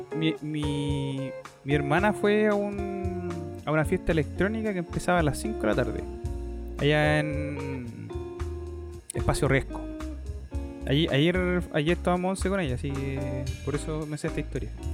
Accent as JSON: {"language": "Spanish", "town": "Chillán", "region": "Ñuble", "country": "Chile", "said": "con mi hermana, que nosotros somos de Chillán"}